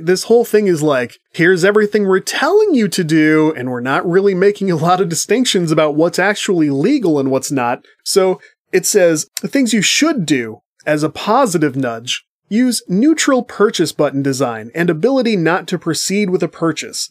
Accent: United States; as an American person

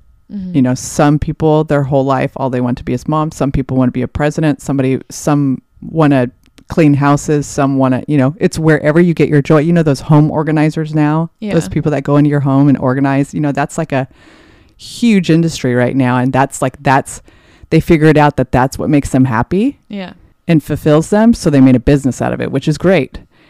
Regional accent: Anaheim Hills, California, United States; I grew up in Anaheim Hills.

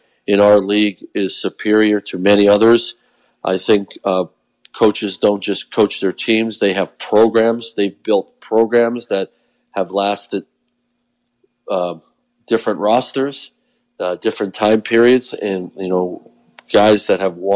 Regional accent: Pennsylvania, United States; moved away; I grew up in Pennsylvania

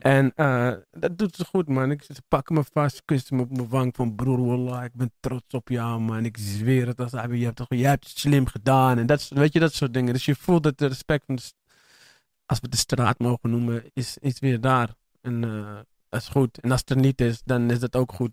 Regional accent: Amsterdam, North Holland, Netherlands; Ik ben voornamelijk opgegroeid in Amsterdam-Oost en in eh, Amsterdam-Zuid in de Pijp.

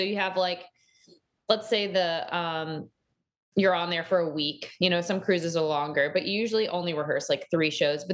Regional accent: Dallas, Texas, United States; moved away; I grew up in Dallas, in Texas

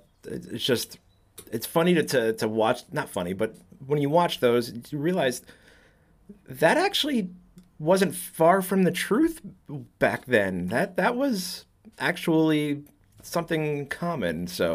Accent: New Jersey, United States; also born or lived in Batavia, Illinois; now in Illinois, United States; I'm originally from Jersey

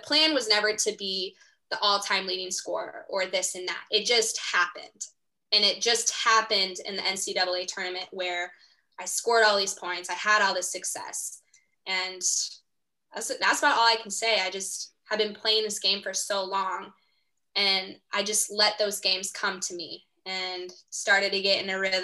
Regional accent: Pocahontas, Iowa, United States; moved away as an adult; also born or lived in Springfield, Missouri; I'm going to go home, live back home in Pocahontas.

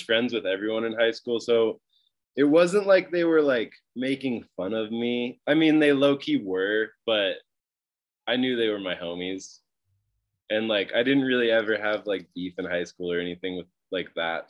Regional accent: Mount Shasta, California, United States; also born or lived in Utah / Tahoe; I grew up in Northern California in this town called Mount Shasta.

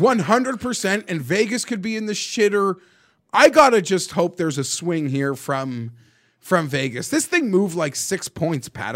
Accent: Toronto, Ontario, Canada; where I grew up in Toronto

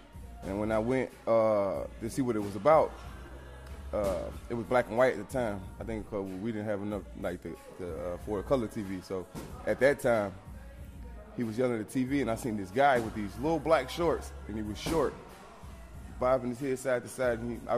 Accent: Minnesota, United States; also born or lived in Chicago; I was like six, seven, before we moved from Chicago to Minnesota.

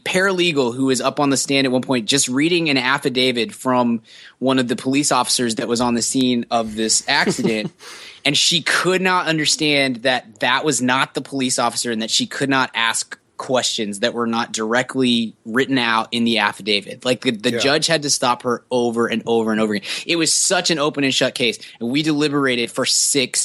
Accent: Texas, United States; we're from Texas

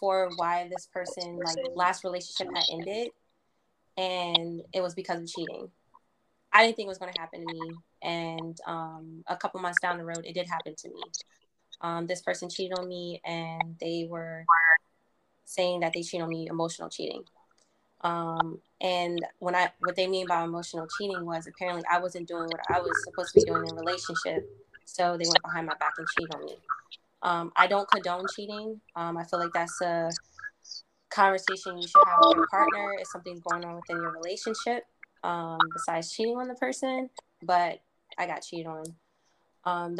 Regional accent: Virginia, United States; I am from the DMV, and I'm from Virginia. I've been in Virginia for about 20 years.

